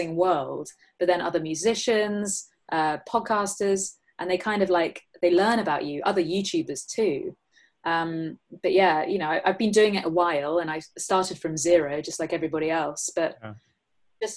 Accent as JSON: {"language": "English", "region": "England", "country": "United Kingdom", "said": "me being English"}